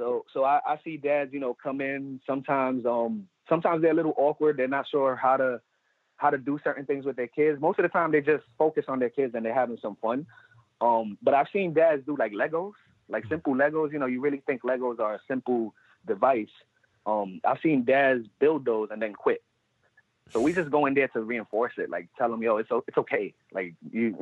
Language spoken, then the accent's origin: English; New York City, New York, United States; Puerto Rican, born and raised in the Bronx.